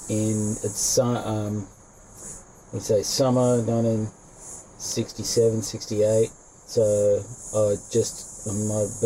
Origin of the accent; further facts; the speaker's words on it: Sydney, New South Wales, Australia; I was born into Newport Beach, north side of um, Sydney here, all the beaches, just around the corner here. I can look to my right down there. We're just um, perched up here in Bilgola Headland. This was a, um, yeah, 1961 I was born